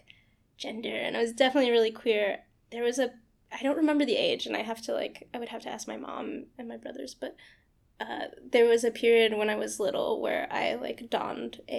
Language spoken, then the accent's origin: English; Houston, Texas, United States; moved away as an adult; also born or lived in Austin, Texas; now in New York City, United States; I'm from outside of Houston. I was born in Houston, Texas, and I grew up just kind of like on the outsides of it